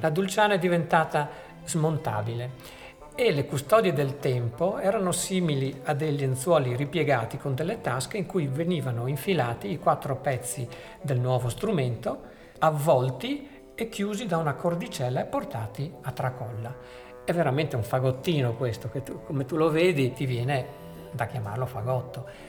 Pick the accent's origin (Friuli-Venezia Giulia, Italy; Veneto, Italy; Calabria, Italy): Veneto, Italy; near Venice; noi che siamo nati dalle parti di Venezia